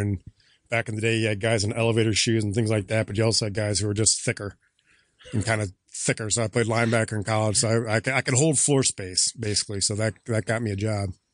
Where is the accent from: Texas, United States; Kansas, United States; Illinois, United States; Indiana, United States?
Indiana, United States; Valparaiso; also born or lived in Chicago; I grew up in Northwest Indiana, Valparaiso High School